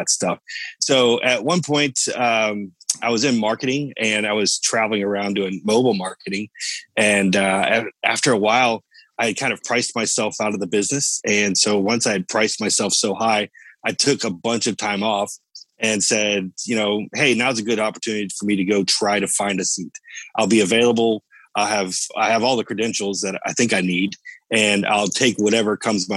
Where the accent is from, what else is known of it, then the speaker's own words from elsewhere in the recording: Orlando, Florida, United States; also born or lived in Cocoa Beach, Florida; Lived all my life here in Orlando.